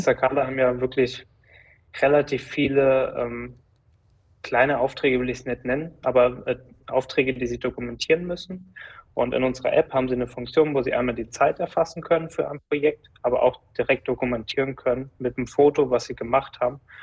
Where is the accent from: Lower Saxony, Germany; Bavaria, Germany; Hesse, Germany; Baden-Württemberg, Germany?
Hesse, Germany; Giessen; also born or lived in Frankfurt; aus Gießen, da wo ich aufgewachsen bin, da wo auch die Firma ist